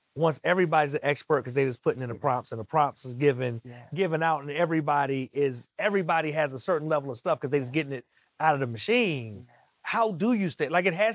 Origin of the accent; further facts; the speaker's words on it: DMV area, Maryland, United States; I'm from Maryland, DMV area.